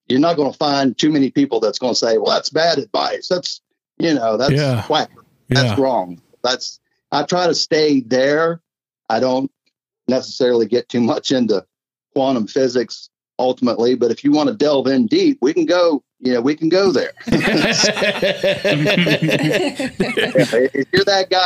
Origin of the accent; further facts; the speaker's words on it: Clarksburg, West Virginia, United States; also born or lived in Salem, West Virginia; I'm originally Clarksburg. I grew up in the Clarksburg area.